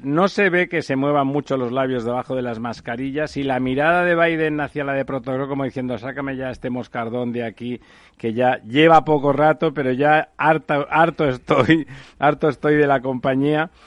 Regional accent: Mediterranean coast, Spain; en mi tierra, en el Mediterráneo

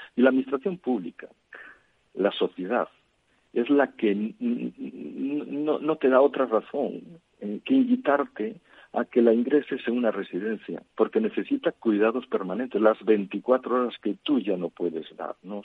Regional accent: Galicia, Spain; en Galicia, de donde yo soy

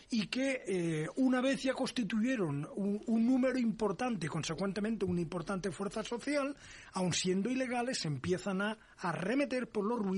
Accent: Valencia, Valencian Community, Spain; tengo mi primer delito contra el medio ambiente en Valencia, que es mi tierra.

